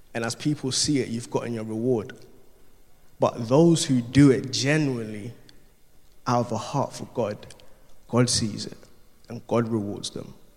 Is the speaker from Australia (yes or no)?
no; Ghana; I'm Ghanaian, there's a Ghanaian culture. From, I'm Ga as Ghanaian, so the tribe that I'm from is Ga